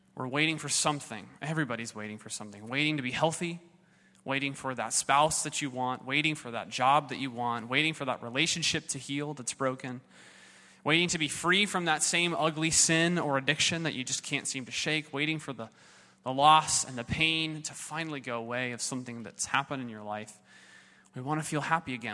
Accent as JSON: {"language": "English", "region": "Southern California", "country": "United States", "tie": "born or raised there", "said": "I was raised in Southern California"}